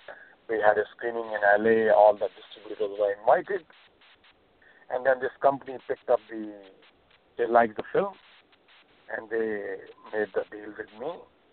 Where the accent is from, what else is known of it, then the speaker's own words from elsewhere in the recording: New York, United States; Well, I grew up in the Upper West Side. I knew the Upper West Side very well.